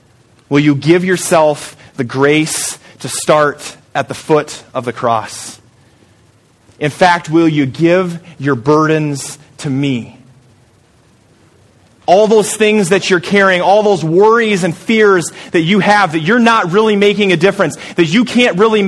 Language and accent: English; Story City, Iowa, United States; moved away; I'm just a small town guy from Story City, Iowa.